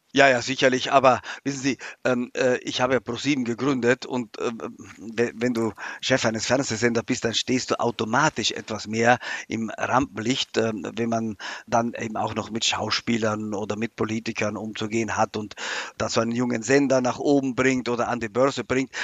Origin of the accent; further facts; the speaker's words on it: South Tyrol, Trentino-Alto Adige, Italy; moved away as an adult; now in Germany; vor allem ist es mein Heimatland